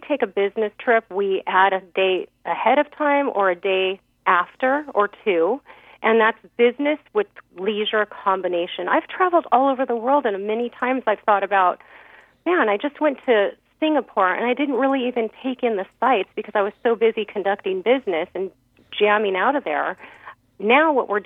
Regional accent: California, United States; I'm from California

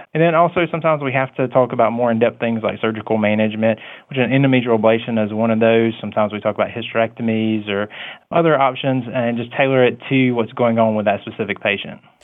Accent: Coffee County, Georgia, United States; I'm from Coffee County, and, you know, I went into medicine because I just wanted to help patients

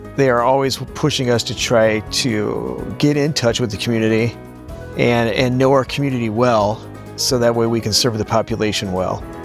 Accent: Wentzville, Missouri, United States; I grew up in Wentzville

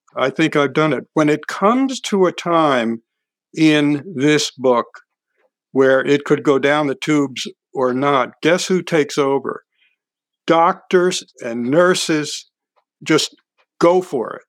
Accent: Hudson, New York, United States; moved away; my hometown, Hudson, New York.

